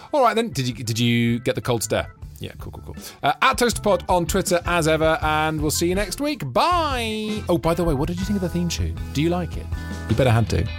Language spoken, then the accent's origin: English; Newport, Wales, United Kingdom; that's my neck of the woods